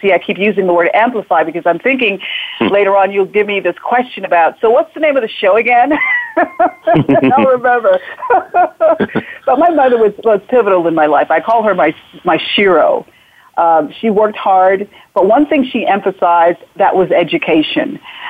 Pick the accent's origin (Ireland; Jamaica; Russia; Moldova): Jamaica; So I was born in Jamaica, in the back hills of Jamaica, and somehow, even when a child, as the child growing up, I knew there was something special or something I had to give.